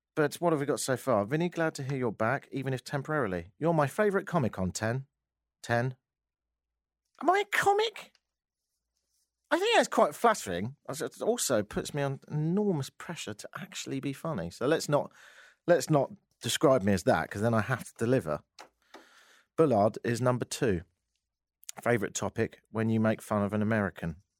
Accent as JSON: {"language": "English", "country": "United Kingdom", "accent": "British", "moved": "as an adult", "lives_now": "Toronto, Canada"}